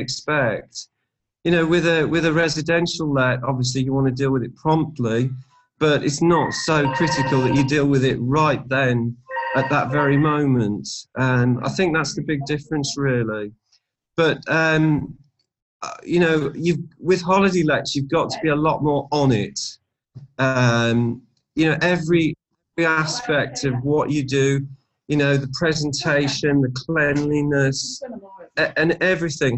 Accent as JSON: {"language": "English", "region": "Midlands", "country": "United Kingdom", "moved": "as an adult", "lives_now": "Towyn, United Kingdom", "said": "although I'm from the Midlands, we've had family connections here for quite a long time"}